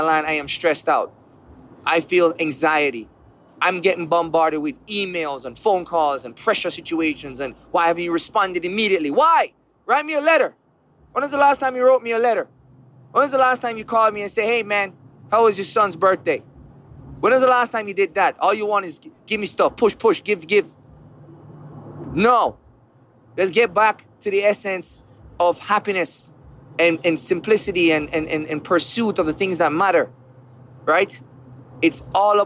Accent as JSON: {"language": "English", "country": "Jamaica", "tie": "born or raised there", "moved": "yes", "lives_now": "United States", "said": "Growing up in Jamaica, where there's a lot of poverty"}